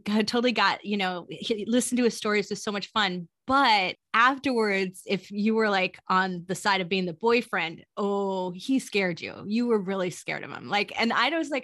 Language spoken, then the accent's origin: English; California, United States; moved away; he called me a Valley girl because I'm from California